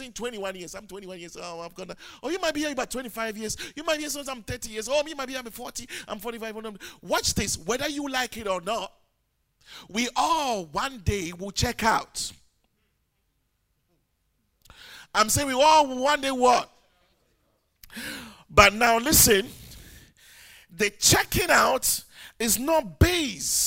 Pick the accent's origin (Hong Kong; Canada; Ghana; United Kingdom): Ghana; moved away; I'm not English. I'm a Ghanaian